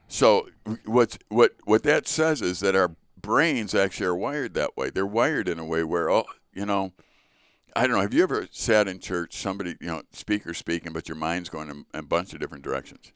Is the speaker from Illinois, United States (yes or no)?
yes; Chicago, Illinois, United States; I was born in Chicago to Richard